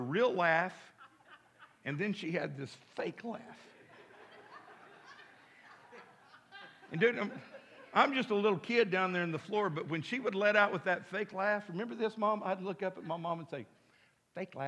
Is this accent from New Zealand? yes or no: no; Midland, United States; now in Fort Smith, United States; growing up in Midland, out in the country